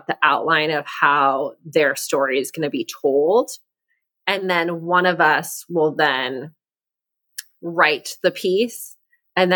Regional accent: Mexico; moved away; I grew up in Mexico.

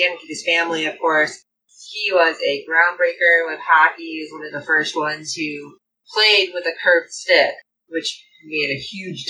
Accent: Chicago, Illinois, United States; I am from the Chicagoland area.

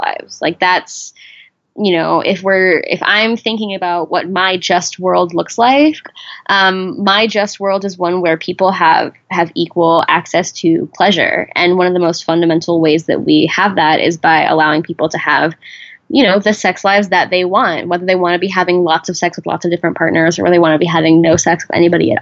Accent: Texas, United States; I grew up in Texas

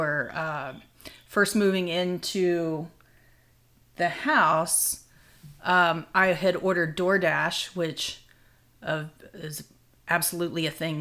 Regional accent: Florida, United States; moved away as an adult; also born or lived in Baltimore, Maryland / North Carolina; now in Western North Carolina, United States; Florida, which is actually where I grew up

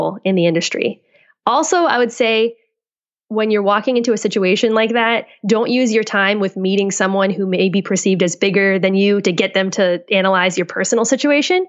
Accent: Boston, Massachusetts, United States; moved away as an adult; also born or lived in Colorado / California; now in Seattle, United States

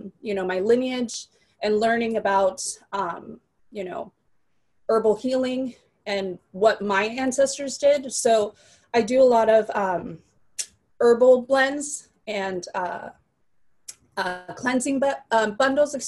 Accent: San Francisco, California, United States; also born or lived in Mexico / Modesto, California; I was born in Mexico, grew up in San Francisco, but then moved to Modesto

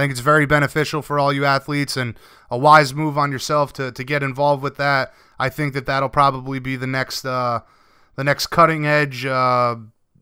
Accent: Rhode Island, United States; I'm from Rhode Island. There's a lot of beaches around here

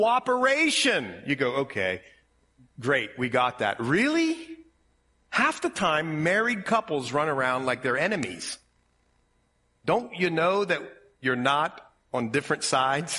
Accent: Ohio, United States; accent: Ohio; My Ohio accent

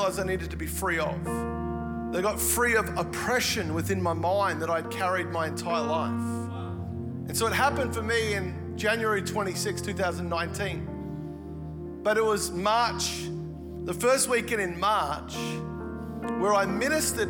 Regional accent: Melbourne, Victoria, Australia; moved away as an adult; also born or lived in Gold Coast; I actually grew up here in Melbourne

